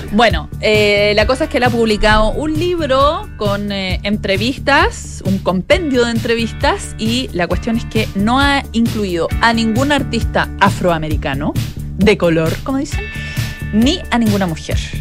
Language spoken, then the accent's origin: Spanish; Chile